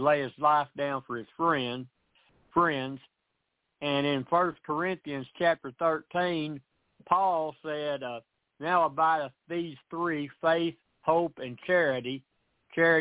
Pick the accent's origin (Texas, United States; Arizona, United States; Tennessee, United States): Tennessee, United States; out of Tennessee.